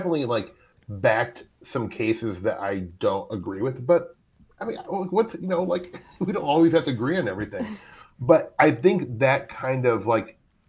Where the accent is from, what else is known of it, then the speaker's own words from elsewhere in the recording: Midwest, United States; I'm from the Midwest.